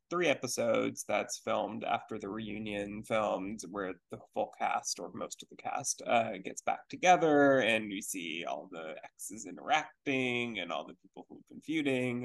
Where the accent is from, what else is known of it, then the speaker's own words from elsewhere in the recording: Houston, Texas, United States; Houston, which is my hometown.